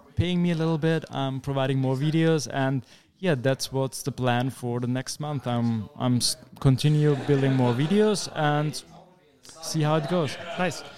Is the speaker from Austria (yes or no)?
yes; Vienna, Austria; I'm a developer from Vienna, beautiful city in Austria